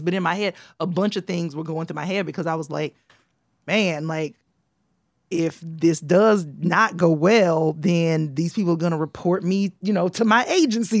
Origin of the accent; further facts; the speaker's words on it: the South, United States; now in New York, United States; I'm from the South